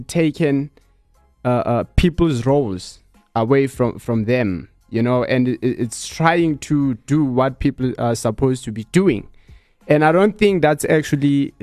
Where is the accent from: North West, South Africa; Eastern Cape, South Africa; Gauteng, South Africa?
Eastern Cape, South Africa; growing up in Eastern Cape, I was a boy